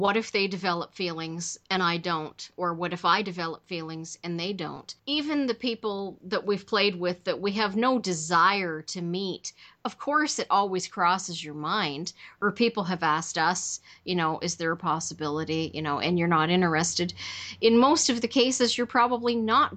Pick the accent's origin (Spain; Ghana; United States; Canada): Canada; I'm Canadian